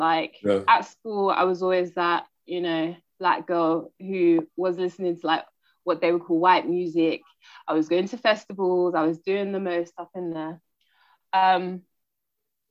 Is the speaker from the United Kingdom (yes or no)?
yes; London, United Kingdom; first language English; moved away as an adult; also born or lived in Portsmouth / Brighton / Sweden; I was born and raised in Brixton